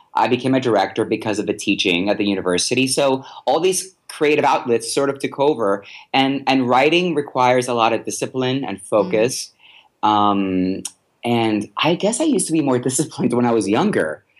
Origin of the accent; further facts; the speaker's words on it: Puerto Rico; I'm from Puerto Rico